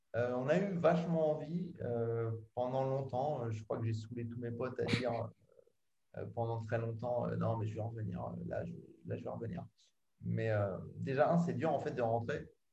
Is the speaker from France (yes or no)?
yes; France; moved away as an adult; now in England; ça fait longtemps que je suis parti de France